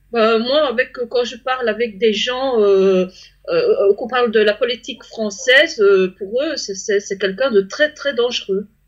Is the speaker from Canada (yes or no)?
no; Belgium; moi je suis belge